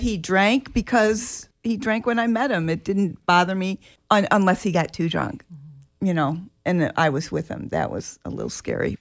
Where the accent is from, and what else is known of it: Illinois, United States; born or raised there; also born or lived in Jacksonville, Florida